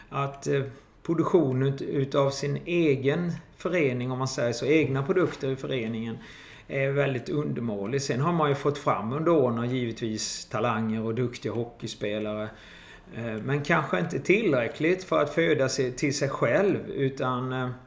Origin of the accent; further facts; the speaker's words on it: Jönköping, Jönköping County, Sweden; now in Kristianstad, Sweden; Jag kom eh, ifrån Jönköping eh, och skulle flytta med min sambo helt enkelt.